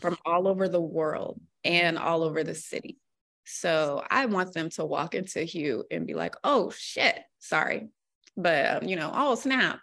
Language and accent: English; Alexandria, Virginia, United States; moved away as an adult; also born or lived in Norfolk, Virginia; now in Boston, United States; I'm from the D C area, I'm from Virginia